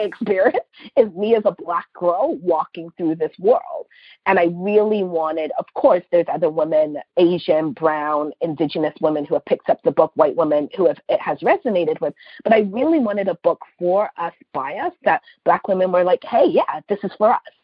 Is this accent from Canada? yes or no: yes; Canada; especially as Black Canadian women